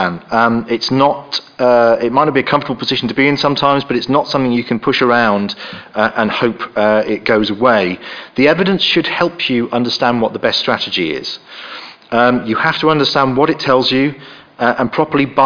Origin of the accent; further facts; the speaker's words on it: York, Yorkshire and the Humber, United Kingdom; I come from York.